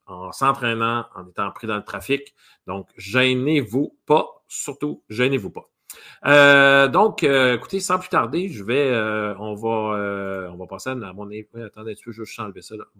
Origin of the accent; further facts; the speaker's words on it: Quebec, Canada; en bon québécois